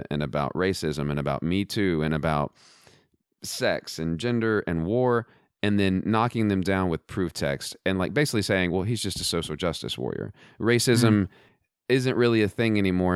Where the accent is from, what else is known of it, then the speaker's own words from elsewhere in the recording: Southwest Texas, United States; I'm from Southwest Texas